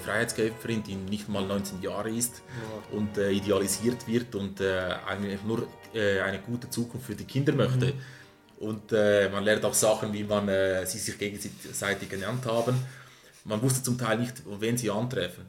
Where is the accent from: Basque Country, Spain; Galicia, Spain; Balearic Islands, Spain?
Galicia, Spain; moved away; das relativ nahe ist, wo ich herkomme